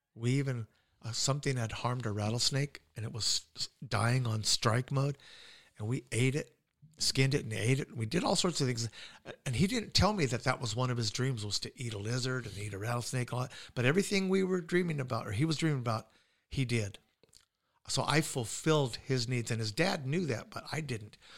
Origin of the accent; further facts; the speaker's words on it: United States; I'm an American